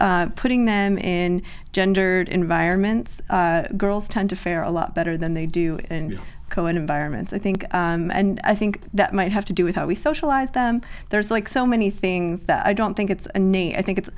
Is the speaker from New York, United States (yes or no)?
yes; New York City, New York, United States; being a New Yorker